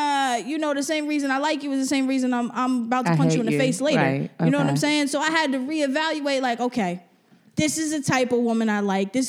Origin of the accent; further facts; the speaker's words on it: New Jersey, United States; I'm from Jersey.